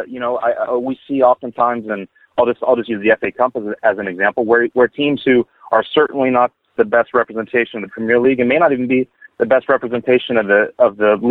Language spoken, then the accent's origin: English; Dallas, Texas, United States; I'm from Dallas